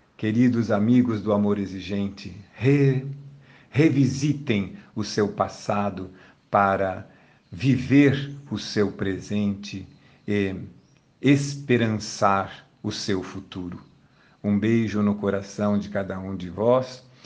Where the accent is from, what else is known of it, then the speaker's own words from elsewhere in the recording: Brazil; aqui no Brasil, cada um dos brasileiros, já quando nasce, recebe um número chamado Cadastro de Pessoa Física, CPF. E isto nos identifica como brasileiros